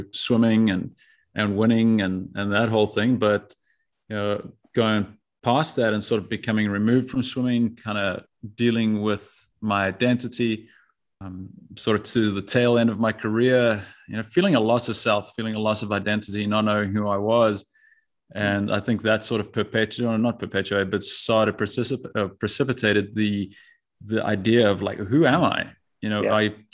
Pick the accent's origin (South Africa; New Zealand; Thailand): South Africa; moved away as an adult; also born or lived in Tucson, Arizona, United States / Marseille, France; now in United States; I born and raised in South Africa, lived there until I was 18.